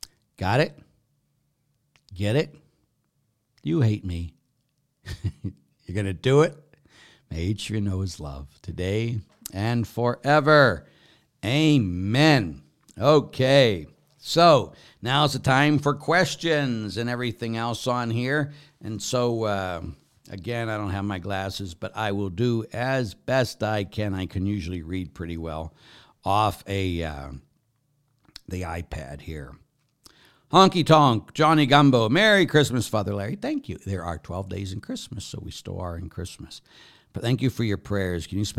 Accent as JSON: {"language": "English", "region": "England", "country": "United Kingdom", "said": "I would like to just say that although I am an Englishman, I wasn't there when Thomas Becket was murdered."}